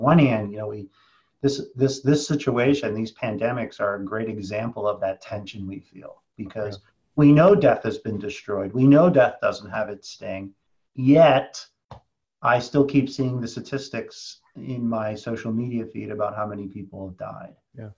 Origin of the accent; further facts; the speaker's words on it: Philadelphia, Pennsylvania, United States; I grew up in Philadelphia. You can't miss it.